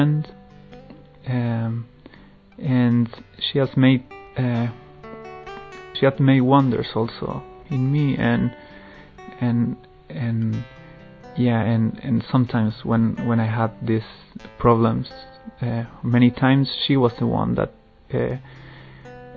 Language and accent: English; Chile; moved away; I'm originally from Chile